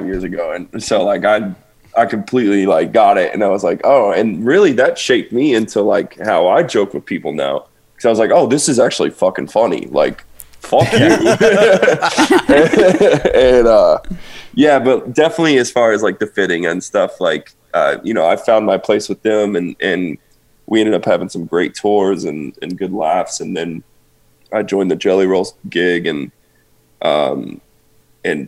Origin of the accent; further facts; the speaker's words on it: the South, United States; I'm from the South